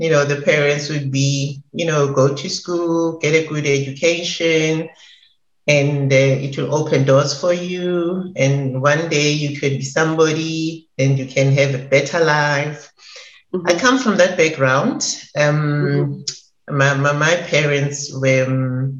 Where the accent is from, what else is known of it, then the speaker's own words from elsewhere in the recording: South Africa; I'm South African, and I grew up in a location like most Black kids in South Africa